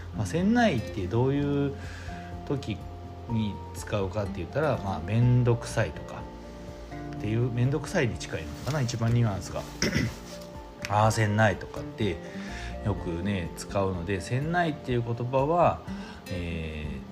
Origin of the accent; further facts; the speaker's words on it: Yamaguchi, Japan; moved away as an adult; now in Osaka, Japan; もともと出身は、え山口県なんですね